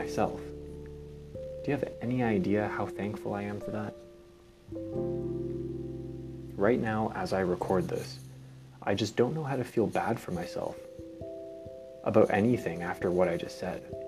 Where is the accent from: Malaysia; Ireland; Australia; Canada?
Canada; I was born in Canada, which is one of the most free countries in the world